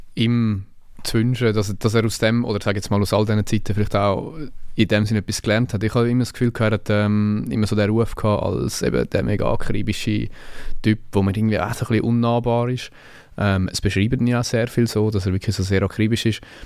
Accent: Zürcher Oberland, Zurich, Switzerland; ich bin aus dem Zürich Oberland

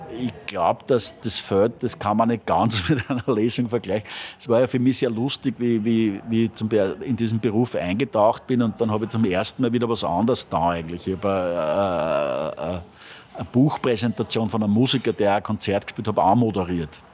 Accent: Linz, Upper Austria, Austria; born or raised there; now in Vienna, Austria

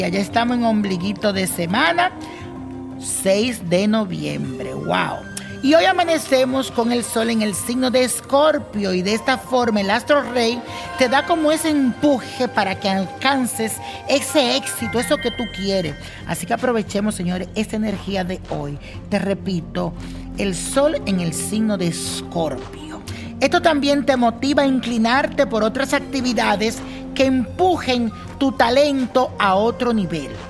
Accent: Venezuela; now in Colombia; Yo soy de Venezuela, un país que enfrenta una fuerte crisis y por tal motivo me mudé para Colombia.

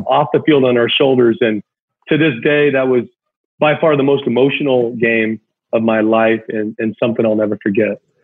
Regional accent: Anaheim, California, United States; I grew up in Anaheim. You know, I grew up going to the Big

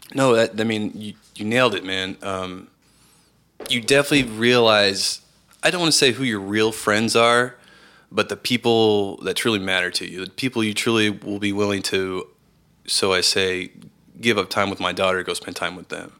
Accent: Round Rock, Texas, United States; also born or lived in Austin, Texas; I am originally from Austin, Texas, and, uh, I was raised in Round Rock, a suburb north, north of Austin.

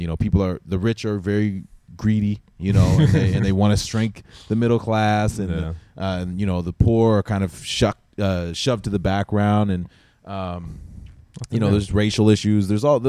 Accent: East Coast of Canada, Canada; moved away as an adult; also born or lived in Vancouver, Canada; now in Los Angeles, United States; No, I grew up in Canada on the East Coast, and then I lived in Vancouver for a short period of time. It was kind of a transition to L.A.

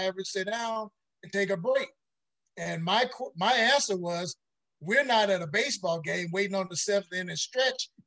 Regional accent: Mound Bayou, Mississippi, United States; moved away as an adult; now in Los Angeles, United States; I grew up in Mississippi, a little town called Mound Bayou

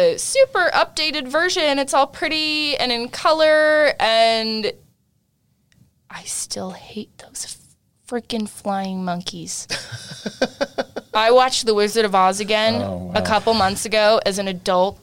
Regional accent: California, United States; moved away; I'm originally from California, and I have been here for a very long time, but California is very much in my blood

